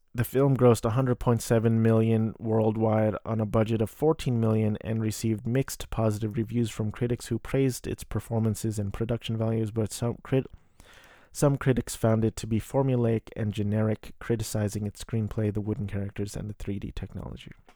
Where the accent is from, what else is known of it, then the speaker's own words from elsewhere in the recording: United States; I am a Filipino-American